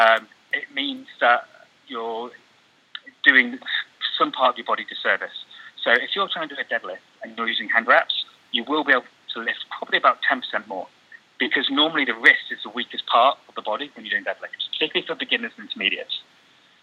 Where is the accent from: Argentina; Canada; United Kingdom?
United Kingdom; England; I'm not Chinese, I'm sort of from England